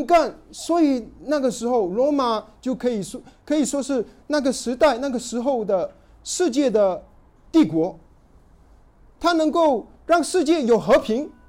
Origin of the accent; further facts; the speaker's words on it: China; 对于我们中国人，读到凯撒奥古斯都，对我们来说好像一点意思都没有。